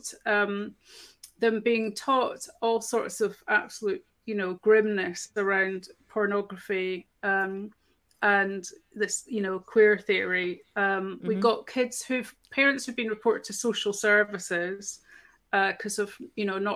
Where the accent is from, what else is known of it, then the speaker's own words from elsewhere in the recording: Scotland, United Kingdom; I'm Scottish